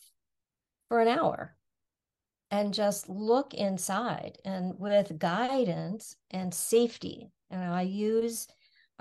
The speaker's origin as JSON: {"language": "English", "town": "Niagara Falls", "region": "New York", "country": "United States", "tie": "born or raised there", "also_born_or_lived": "Savannah, Georgia", "lives_now": "Rochester, United States", "said": "Originally born and raised in Niagara Falls, just an hour and a half from here"}